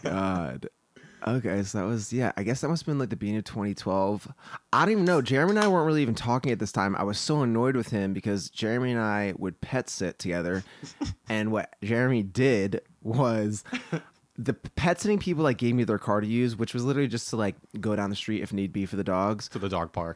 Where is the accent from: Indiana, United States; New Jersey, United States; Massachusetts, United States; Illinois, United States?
New Jersey, United States; moved away as an adult; now in Los Angeles, United States; We grew up together in New Jersey, and then we both kind of came out to LA at the same time